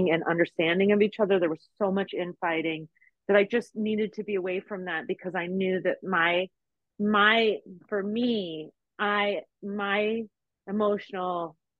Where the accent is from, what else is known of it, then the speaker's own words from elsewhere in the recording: Las Vegas, Nevada, United States; moved away as an adult; also born or lived in Texas; I'm from Las Vegas